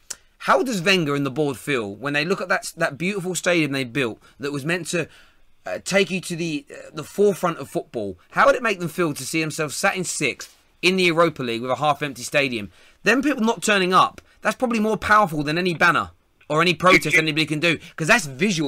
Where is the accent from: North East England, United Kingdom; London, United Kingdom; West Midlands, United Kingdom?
London, United Kingdom; I'm a Man United fan from London